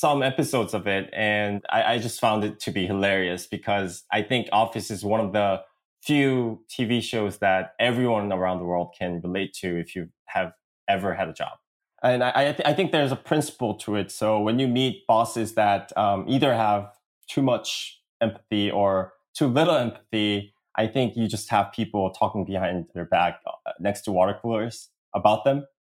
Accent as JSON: {"language": "English", "region": "Seoul", "country": "South Korea", "also_born_or_lived": "Washington, D.C., United States", "accent": "American", "second_language": "English", "said": "I am an entrepreneur from Korea. And I spent most of my life back in South Korea, especially in Seoul. But I did get some elementary school and middle school education in the States near Washington, D.C."}